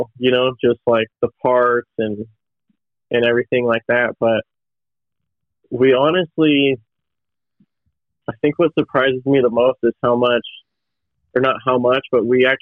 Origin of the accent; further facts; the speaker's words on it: El Dorado Hills, California, United States; I grew up in El Dorado Hills, right out there by Hangtown